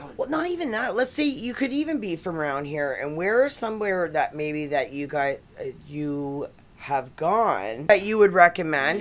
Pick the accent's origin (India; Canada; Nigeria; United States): Canada; we're from Canada